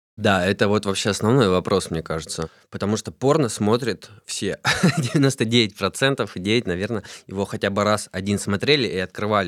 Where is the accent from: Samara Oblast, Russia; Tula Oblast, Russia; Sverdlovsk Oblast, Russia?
Tula Oblast, Russia; Tula; now in Moscow, Russia; я родился в Туле, живу в Москве сейчас